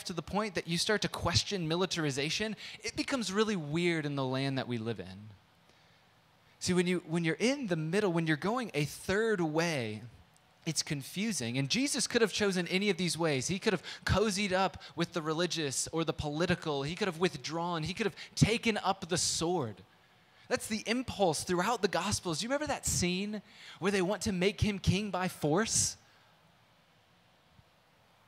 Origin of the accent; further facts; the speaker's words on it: San Diego, California, United States; moved away; also born or lived in Midwest; I grew up in San Diego